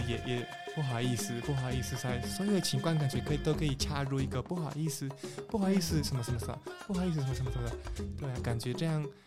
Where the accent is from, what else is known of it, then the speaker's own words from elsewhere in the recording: Peru; Chinese is a second language; now in Taiwan; 来自秘鲁